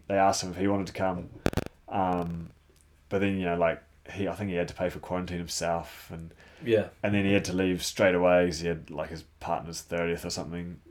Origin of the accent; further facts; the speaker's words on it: New Zealand; I was from New Zealand